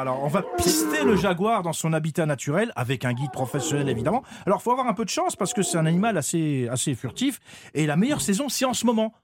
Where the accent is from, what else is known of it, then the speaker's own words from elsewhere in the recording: France; en tant que Français